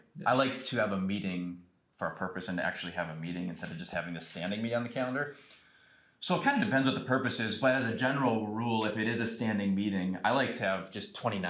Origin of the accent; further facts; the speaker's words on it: Manitowoc, Wisconsin, United States; moved away as an adult; now in Milwaukee, United States; I am from Manitowoc, Wisconsin. So, way up north in the sticks, right?